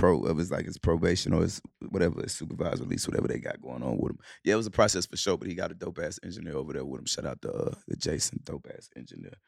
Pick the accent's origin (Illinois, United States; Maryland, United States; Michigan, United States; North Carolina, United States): North Carolina, United States; Charlotte; also born or lived in Cleveland, Ohio / Clarksdale, Mississippi; we was born in Cleveland, Ohio. We moved to Charlotte when we was, when I was seven.